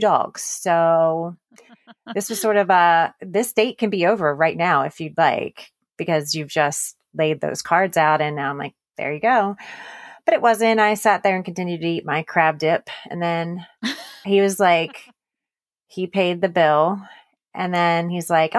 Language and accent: English; Baltimore, Maryland, United States; moved away as an adult; now in Texas, United States; I'm originally from Baltimore, Maryland, and that is where I grew up and spent most of even my adult life. It wasn't until 6 years ago that we moved to Texas, where we live now.